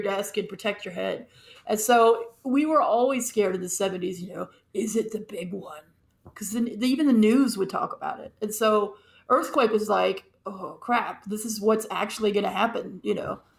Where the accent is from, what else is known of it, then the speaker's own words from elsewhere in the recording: Los Angeles, California, United States; I grew up in Los Angeles